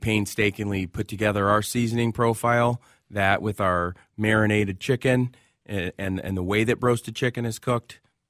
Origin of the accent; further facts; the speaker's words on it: Minneapolis, Minnesota, United States; Southside, Washburn High School.